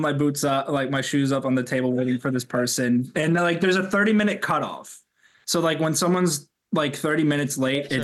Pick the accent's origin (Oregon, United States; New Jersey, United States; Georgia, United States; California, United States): New Jersey, United States; I'm originally from North Jersey